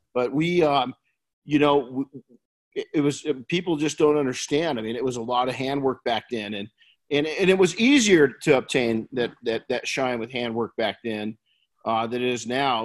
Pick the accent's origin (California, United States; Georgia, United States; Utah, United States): California, United States; Colton; I grew up in Colton